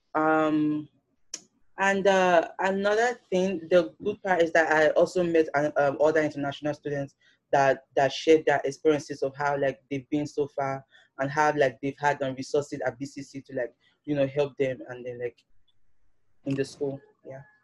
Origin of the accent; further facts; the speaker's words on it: Nigeria; now in New York, United States; I'm a Nigerian